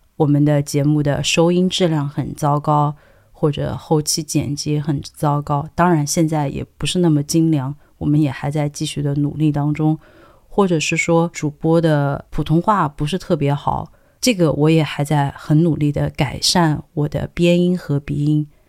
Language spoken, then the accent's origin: Chinese; Sichuan, China; accent: Sichuanese; 我自己本人是四川人嘛，那我当然对于四川话或者是云贵川，我觉得好像我们的话都很类似